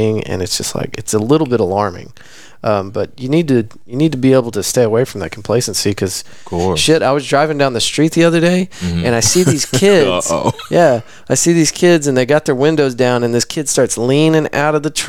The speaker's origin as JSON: {"language": "English", "town": "Abilene", "region": "Texas", "country": "United States", "tie": "born or raised there", "said": "I grew up in Abilene, Texas, population like 10,000"}